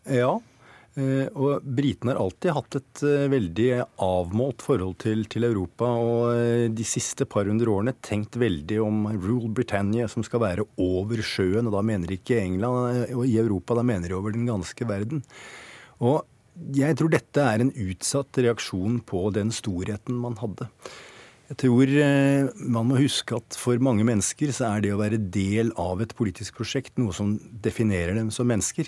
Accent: Norway; jeg som nordmann

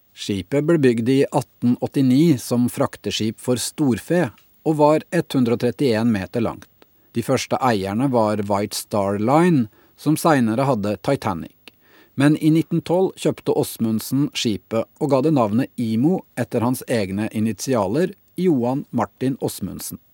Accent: Sandefjord, Vestfold, Norway; min hjemby

